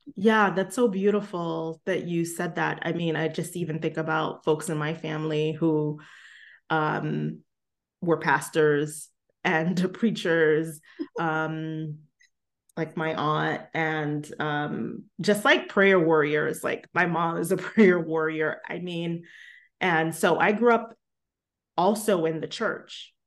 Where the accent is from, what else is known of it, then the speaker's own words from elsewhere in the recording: New York City, New York, United States; I grew up in Brooklyn